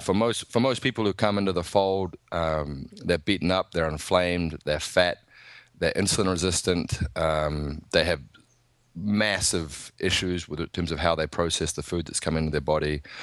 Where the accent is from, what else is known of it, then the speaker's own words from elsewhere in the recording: New Zealand; I'm from New Zealand